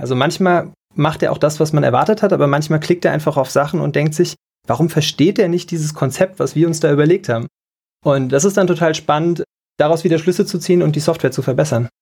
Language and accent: German; Taunusstein, Hesse, Germany; moved away as an adult; now in Mainz, Germany; In Hessen groß geworden, in Taunusstein Abitur gemacht.